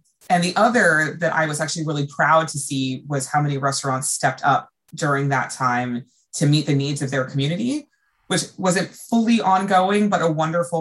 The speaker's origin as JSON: {"language": "English", "country": "United States", "said": "as an American"}